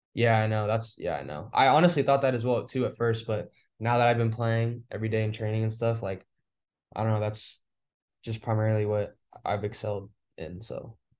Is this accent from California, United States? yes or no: yes; Fresno, California, United States; moved away; I'm from Fresno, California, and, like, it's, like, in the center of California